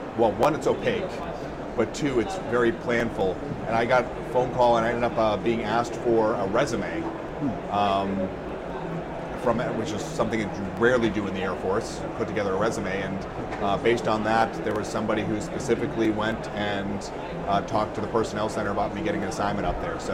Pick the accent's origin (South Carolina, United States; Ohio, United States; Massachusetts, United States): Massachusetts, United States; moved away as an adult; also born or lived in Colorado Springs / Texas / Maryland; I grew up in Massachusetts.